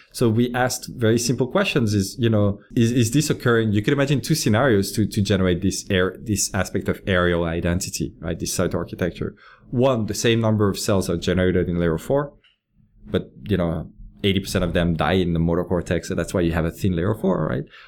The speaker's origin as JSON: {"language": "English", "town": "Lyon", "region": "Auvergne-Rhône-Alpes", "country": "France", "tie": "born or raised there", "also_born_or_lived": "French Alps", "moved": "as an adult", "said": "I grew up in France, in, uh, in a city called Lyon"}